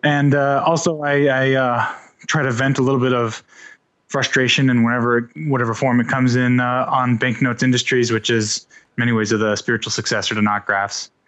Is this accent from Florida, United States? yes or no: yes; Panama City, Florida, United States; also born or lived in Indiana; I was born in Indiana, grew up watching W G N here in Panama City